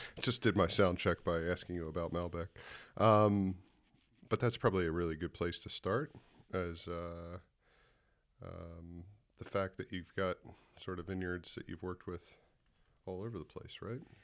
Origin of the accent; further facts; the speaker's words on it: United States; accent: American; my American accent